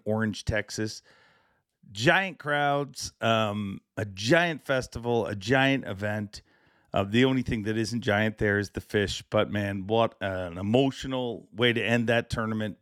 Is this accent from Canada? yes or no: yes; Canada; I am too Canadian